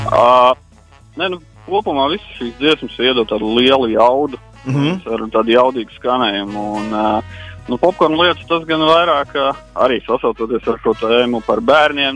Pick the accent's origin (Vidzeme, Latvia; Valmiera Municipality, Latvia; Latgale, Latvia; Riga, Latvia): Vidzeme, Latvia; Sigulda